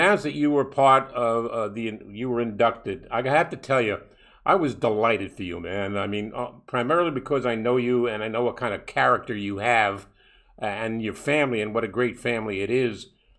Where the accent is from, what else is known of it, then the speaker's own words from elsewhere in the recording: New York City, New York, United States; when I was a young kid growing up in Brooklyn